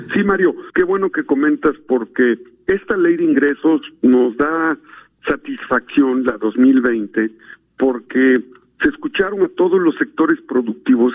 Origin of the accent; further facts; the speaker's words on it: Puebla, Mexico; yo soy poblano, senador por Puebla